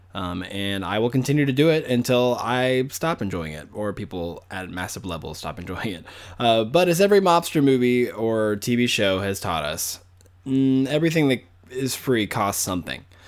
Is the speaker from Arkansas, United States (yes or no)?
yes; Arkansas, United States; I grew up in Arkansas, which is really southern.